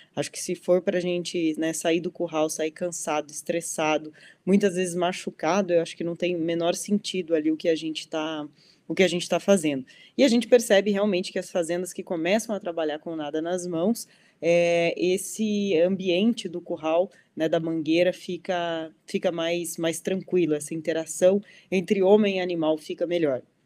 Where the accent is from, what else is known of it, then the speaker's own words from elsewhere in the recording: Dom Pedrito, Rio Grande do Sul, Brazil; now in Mato Grosso do Sul, Brazil; Eu sou conterrânea aí, sou de Dom Pedrito, no Rio Grande do Sul